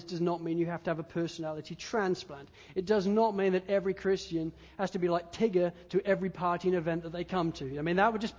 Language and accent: English; England, United Kingdom; now in Australia; I'm an Englishman